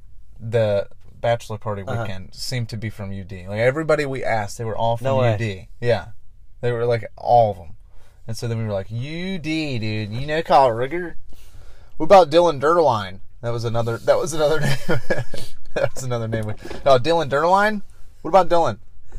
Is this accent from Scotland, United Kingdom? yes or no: yes; Scotland, United Kingdom; something about the word frites, like as a Scottish person.